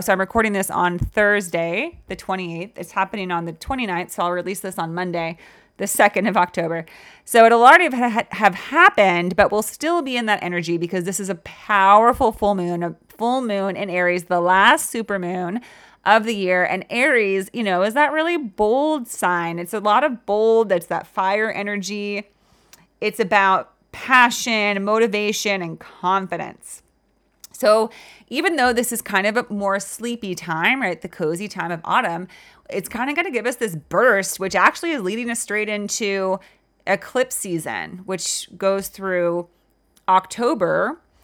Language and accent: English; California, United States; I grew up in California